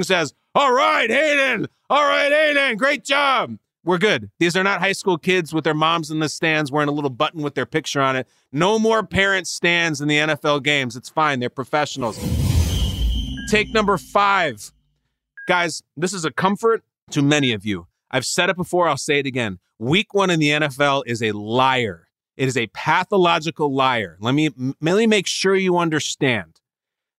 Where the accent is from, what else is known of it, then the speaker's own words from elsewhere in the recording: Chicago, Illinois, United States; I'm born and raised in the Chicago area